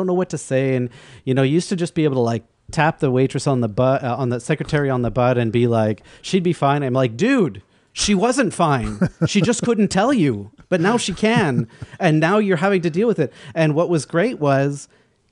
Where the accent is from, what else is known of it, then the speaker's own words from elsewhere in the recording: Vancouver, British Columbia, Canada; now in Montreal, Canada; growing up in Vancouver